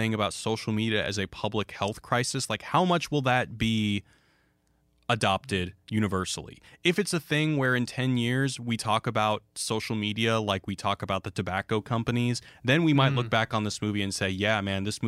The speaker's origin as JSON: {"language": "English", "town": "Houston", "region": "Texas", "country": "United States", "tie": "born or raised there", "said": "growing up in Houston where it was like 100 degrees"}